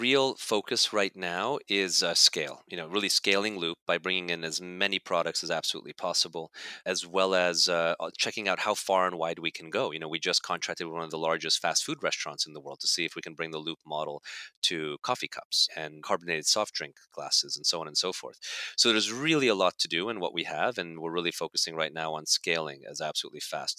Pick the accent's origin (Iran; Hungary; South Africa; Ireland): Hungary; born there; also born or lived in Germany / Canada; I was born in Hungary, so I picked it up there. Then I lived in Germany and lived in Canada, where we learned French, and then of course English